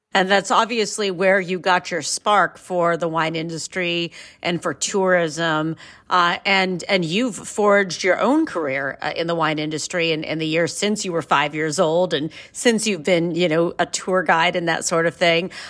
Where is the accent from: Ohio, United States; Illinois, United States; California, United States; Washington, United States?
Ohio, United States; I'm from Ohio and I come from very close to what we refer to as, you know, Ohio wine country on, on Lake Erie's north coast.